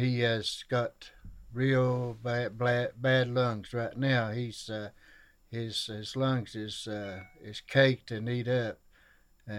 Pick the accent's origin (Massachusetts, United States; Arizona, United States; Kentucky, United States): Kentucky, United States; Shelby Gap; I'm from Elkhorn Creek, down at Shelby Gap, Kentucky, and it's in Pike County.